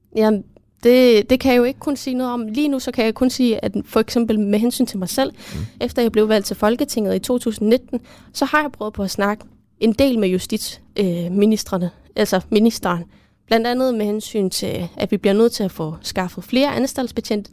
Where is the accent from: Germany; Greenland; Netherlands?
Greenland; derhjemme i Grønland